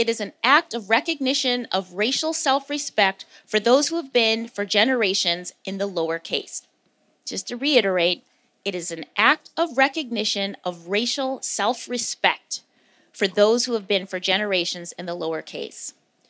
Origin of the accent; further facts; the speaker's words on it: Wisconsin, United States; also born or lived in Morocco / Spain; I consider myself a quirky Black girl. That's not an official designation, but that's how I think of myself. And I grew up in Caucasia, which is also known as Wisconsin.